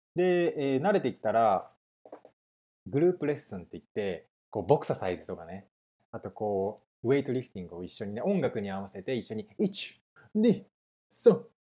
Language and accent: Japanese; Nagoya, Aichi, Japan; moved away as an adult; now in Vancouver, Canada; 名古屋で生まれて、高校生まで名古屋にいましたね